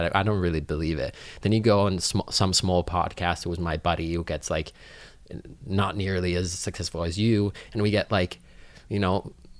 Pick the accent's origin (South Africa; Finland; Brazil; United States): Finland; English is a second language; Like I come from Finland where education is free.